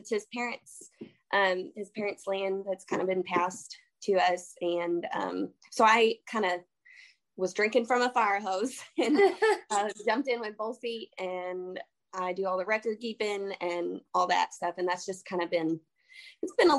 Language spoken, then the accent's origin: English; Kentucky, United States; I'm from Kentucky